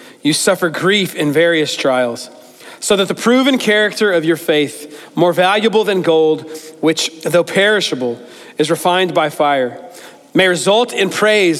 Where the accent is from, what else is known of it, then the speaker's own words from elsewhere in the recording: United States; growing up in America